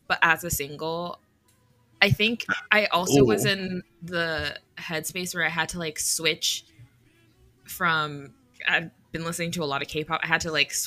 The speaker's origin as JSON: {"language": "English", "region": "the South", "country": "United States", "moved": "yes", "said": "I'm originally from the South"}